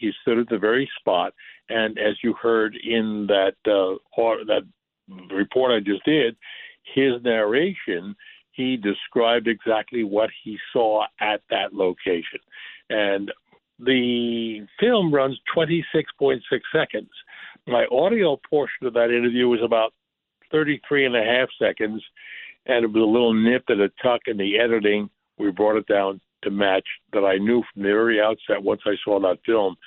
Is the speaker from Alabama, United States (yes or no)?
no; New York City, New York, United States; I grew up in the Bronx